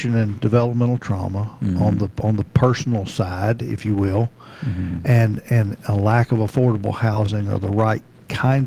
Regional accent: Memphis, Tennessee, United States; moved away as an adult; also born or lived in Nashville, Tennessee; now in Murfreesboro, United States; I'm from Memphis, Shelby County

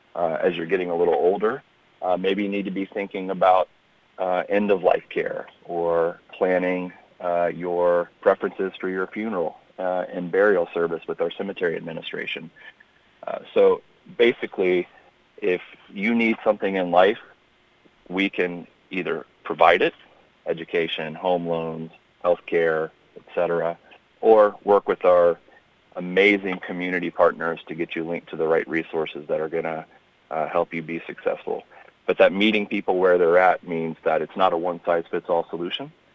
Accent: Memphis, Tennessee, United States; moved away as an adult; I grew up in uh, in Tennessee. I grew up in Memphis

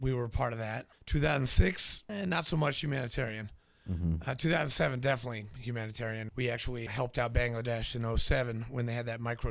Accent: New Hampshire, United States; also born or lived in Nashville, Tennessee; I was born in Nashville, grew up in New Hampshire, went to boarding school

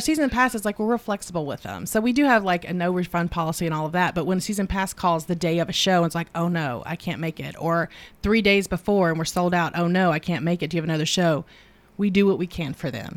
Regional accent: the South, United States; growing up in the South

